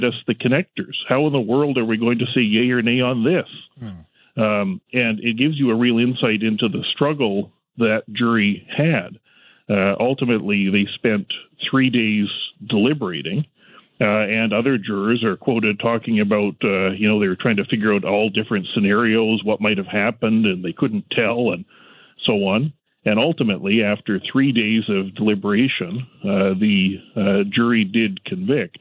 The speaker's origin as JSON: {"language": "English", "country": "Canada", "said": "as a Canadian lawyer"}